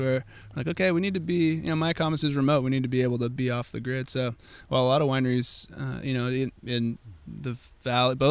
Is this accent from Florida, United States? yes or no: no; Sonoma, California, United States; me growing up in Sonoma